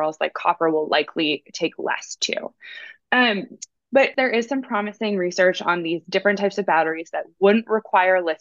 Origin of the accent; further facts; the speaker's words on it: Netherlands; I am from the Netherlands as well